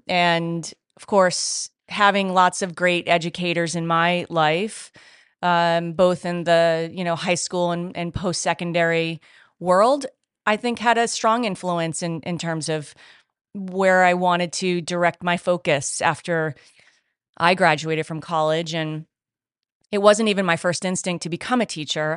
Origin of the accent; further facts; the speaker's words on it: Rhode Island, United States; moved away as an adult; now in California, United States; my home state of Rhode Island